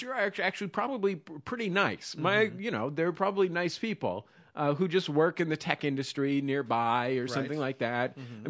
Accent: Bay Area, California, United States; I'm from the Bay Area and have a very pro Bay Area stance on most issues.

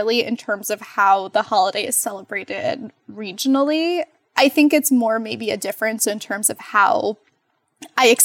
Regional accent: Montclair, New Jersey, United States; moved away as an adult; also born or lived in Rhode Island / Baltimore, Maryland; now in Cincinnati, United States; I grew up in New Jersey, in Montclair, New Jersey, which is a town about 12 miles from New York City

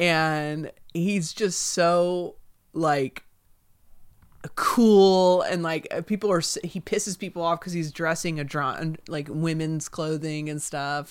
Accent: Southeast, United States; now in Los Angeles, United States; I grew up in the Southeast

